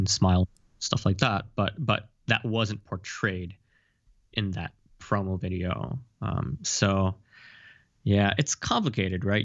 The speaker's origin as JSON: {"language": "English", "country": "Japan", "tie": "born or raised there", "said": "I'm born in Japan and I've lived here most of my life"}